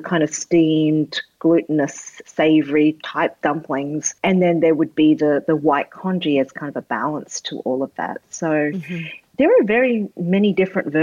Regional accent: Australia; as a kid growing up in Australia, like, I just wanted to be Australian

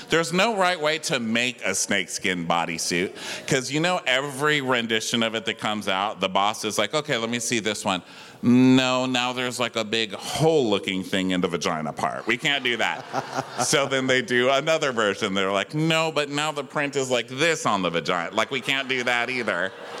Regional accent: El Paso, Texas, United States; I'm from El Paso, and I was raised on Telemundo

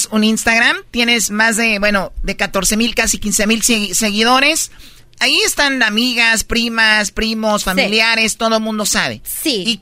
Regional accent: Mexico; culturas ah, que sí, sí mi cultura, yo soy mexicano

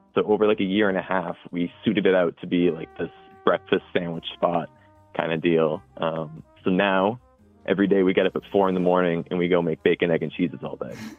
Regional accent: Cohasset, Massachusetts, United States; i was born and raised in Cohasset

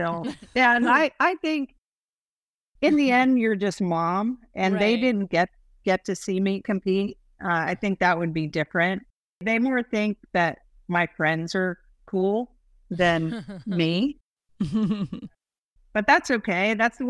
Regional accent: Texas, United States; Okay, so I grew up mostly in Texas, and we lived on Randolph Air Force Base.

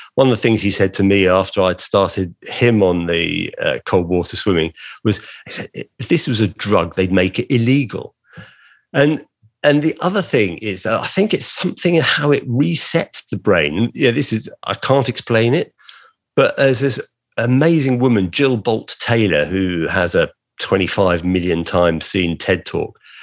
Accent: Brighton, South East England, United Kingdom; my hometown of Brighton on the south coast of England

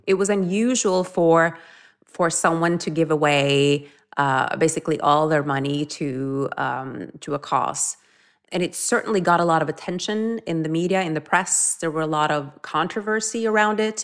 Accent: Norway; moved away; growing up in Norway

